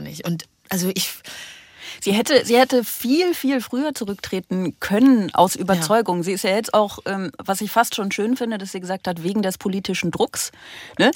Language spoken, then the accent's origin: German; North Rhine-Westphalia, Germany; moved away; also born or lived in Venlo; Ich komme ja auch aus NRW